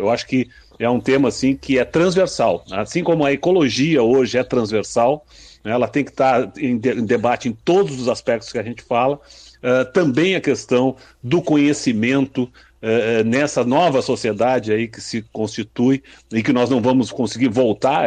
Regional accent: Rio Grande do Sul, Brazil; lá no meu estado, no Rio Grande do Sul

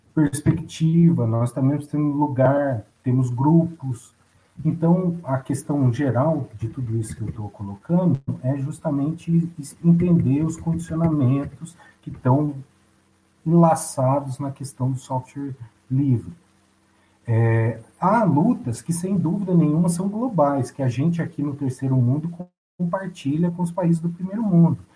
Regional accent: Brazil

